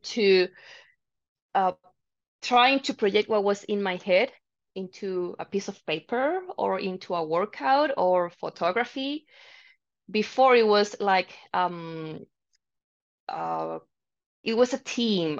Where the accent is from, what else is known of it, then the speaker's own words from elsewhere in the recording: Santiago, Santiago Metropolitan Region, Chile; moved away as an adult; now in Calgary, Canada; I'm from Chile actually